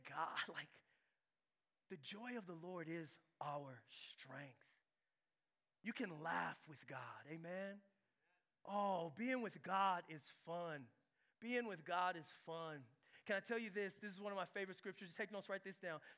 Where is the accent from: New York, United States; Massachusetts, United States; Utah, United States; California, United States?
California, United States; San Diego; I'm from San Diego